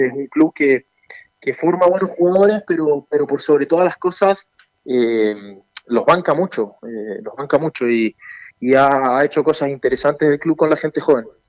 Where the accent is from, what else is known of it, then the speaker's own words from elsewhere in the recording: Chile; also born or lived in Argentina; yo nací en Argentina, eh, mis padres son argentinos también, y yo a los cinco años me vine acá a Chile, así que hice toda, mi vida en Chile